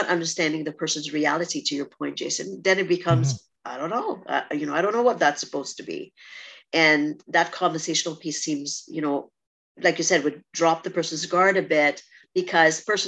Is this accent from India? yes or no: no; Trinidad & Tobago; moved away; I'm from Trinidad or, you know, growing up in a rural spot